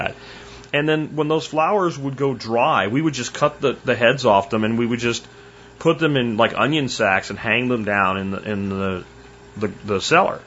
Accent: Pennsylvania, United States; also born or lived in Florida; when I was a kid and we moved from Florida back to Pennsylvania

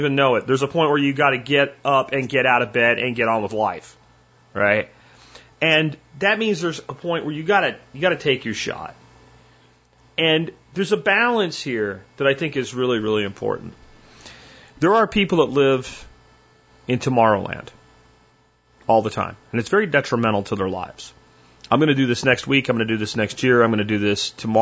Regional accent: Florida, United States; moved away; I grew up in Florida

